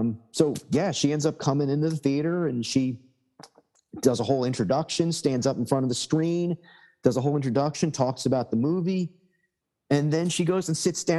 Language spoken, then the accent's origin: English; New Jersey, United States; We're like, New Jersey